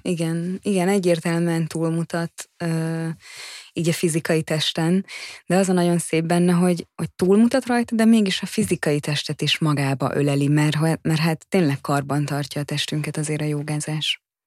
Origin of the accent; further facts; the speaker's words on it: Hungary; now in Budapest, Hungary; én vidéken nőttem fel